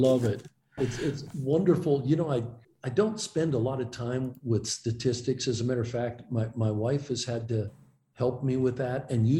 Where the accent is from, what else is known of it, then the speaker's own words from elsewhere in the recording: Youngstown, Ohio, United States; growing up in Youngstown, Ohio